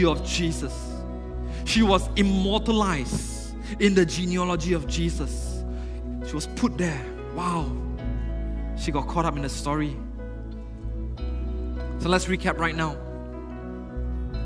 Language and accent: English; Penang, Malaysia; I'm from Penang. So I started working in Penang.